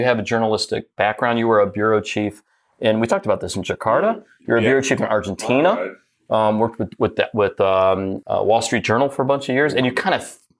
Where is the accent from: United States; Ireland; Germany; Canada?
United States; Detroit, Michigan; I grew up in Detroit